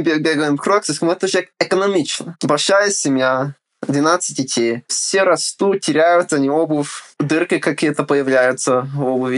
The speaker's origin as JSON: {"language": "Russian", "country": "United States", "tie": "born or raised there", "also_born_or_lived": "Ukraine", "second_language": "Russian", "said": "Отец переехал в Америку учиться. Вот. И женился и остался. Ага. А я уже родился тут"}